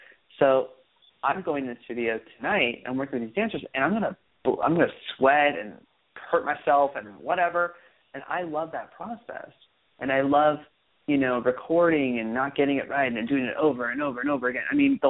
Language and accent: English; Hollywood, California, United States; growing up in Hollywood in general is it was very difficult